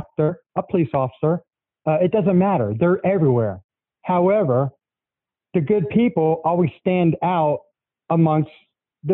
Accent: South Florida, United States; moved away; I grew up in South Florida

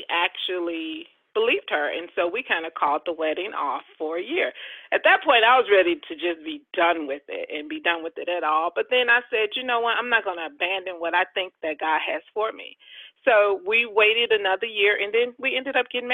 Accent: outside of Chicago, Illinois, United States; also born or lived in Jackson, Mississippi / Arizona; now in Georgia, United States; raised outside of Chicago

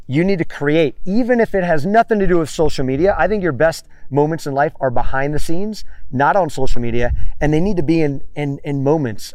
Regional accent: Miami, Florida, United States; moved away as an adult; also born or lived in Tampa Bay area / Los Angeles / San Diego / San Francisco; now in California, United States; I'm from Miami

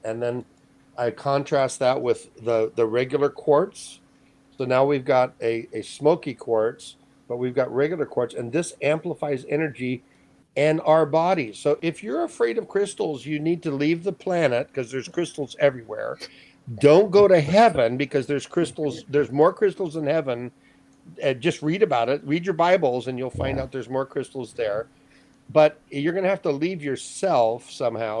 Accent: Hawaii, United States; moved away; I grew up in Hawaii for 40 years

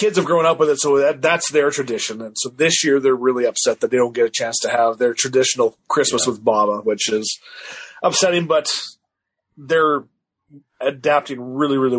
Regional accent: Canada; I'm the Canadian

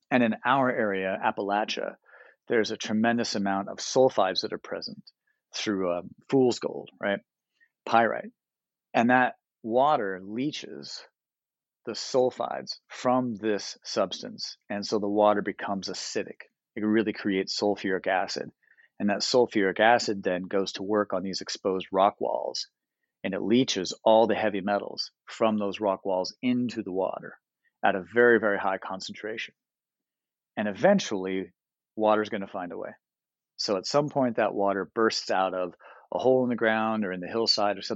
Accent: St Ives, England, United Kingdom; born there; also born or lived in United States; And so I'm not an Ohio guy. I'm a military kid. I'm from everywhere. I was born in the UK. I was born up in St. Ives.

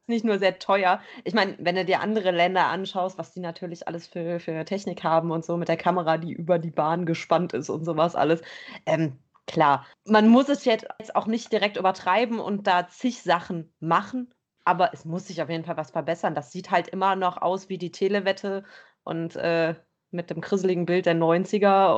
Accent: Bergheim, North Rhine-Westphalia, Germany; ich komme aus Bergheim

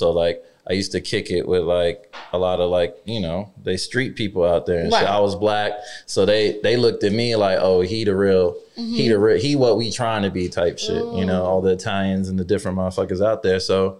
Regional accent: Atlanta, Georgia, United States; also born or lived in New Jersey; I was born in Jersey, but I basically claim Atlanta. Long story short, like I lived in Atlanta for 10 years.

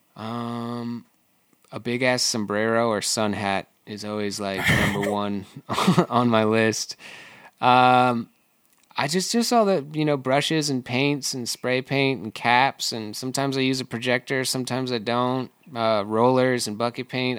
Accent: Michigan, United States; now in Seattle, United States; I grew up in Michigan

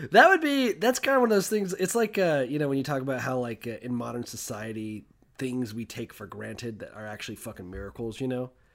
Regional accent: United States; I'm an American

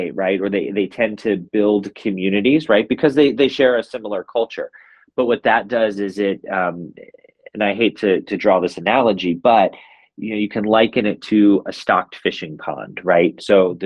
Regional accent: United States; as American citizens living in America

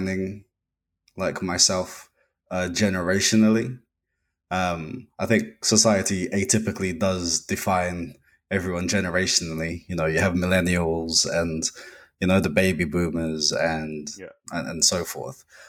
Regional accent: United Kingdom; I'm also British born. Parents are from Trinidad in the Caribbean

